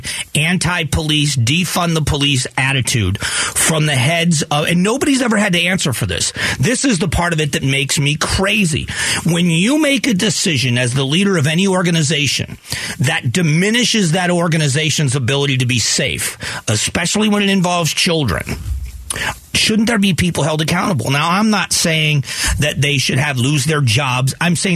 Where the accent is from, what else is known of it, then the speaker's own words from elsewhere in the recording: Fort Myers, Florida, United States; now in Arizona, United States; Fort Myers, where I grew up